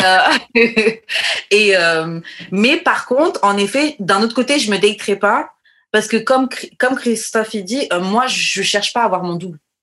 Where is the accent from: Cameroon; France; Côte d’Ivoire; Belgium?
France; j'ai grandi en France